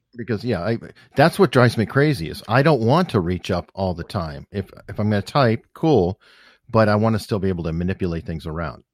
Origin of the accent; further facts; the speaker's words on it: Tucson, Arizona, United States; I grew up on the northwest part of town